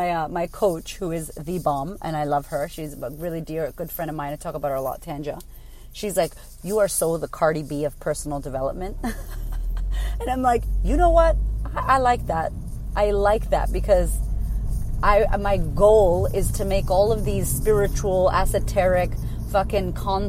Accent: United States; now in Australia; I'm American

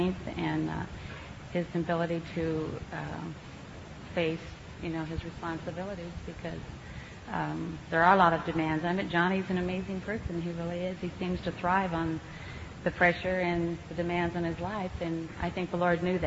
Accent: San Lorenzo, California, United States; I'm from San Lorenzo, up in the Bay Area

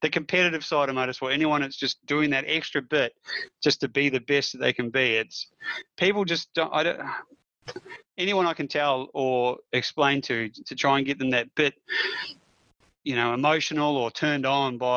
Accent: New Zealand; growing up in New Zealand, like, I went to school

